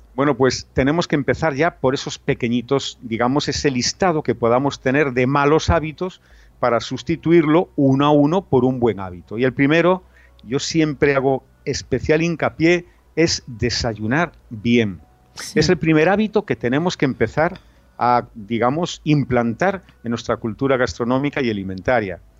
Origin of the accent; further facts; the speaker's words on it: Galicia, Spain; yo soy gallego